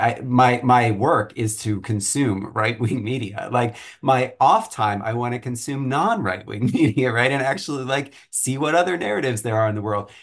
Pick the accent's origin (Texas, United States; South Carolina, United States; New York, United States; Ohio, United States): Texas, United States; Flower Mound; moved away; I grew up in in Flower Mound, Texas, which is north of Dallas